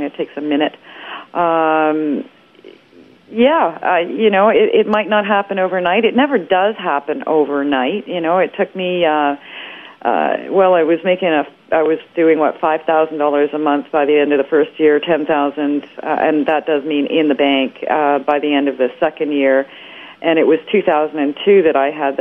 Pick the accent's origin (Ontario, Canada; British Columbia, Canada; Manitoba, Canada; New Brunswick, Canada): Ontario, Canada; Toronto; moved away; also born or lived in Calgary; I'm from Toronto originally, so I was working in Canada as an air traffic controller in Calgary